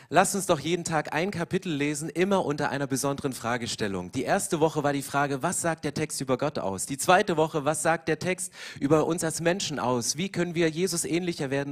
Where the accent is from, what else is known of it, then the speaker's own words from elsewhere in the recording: East Germany, Germany; Ich komme aus dem Osten